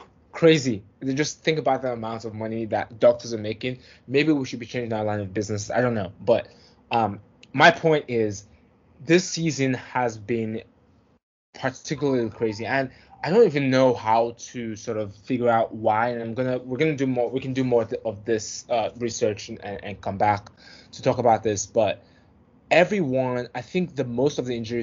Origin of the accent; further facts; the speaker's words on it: Nigeria; I'm from Nigeria.